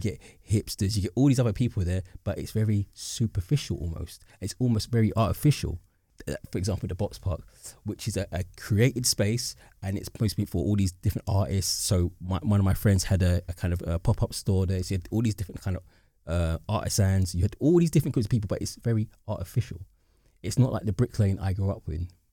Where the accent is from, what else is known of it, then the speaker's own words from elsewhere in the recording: London, United Kingdom; growing up in the Docklands, right, it's the area of high development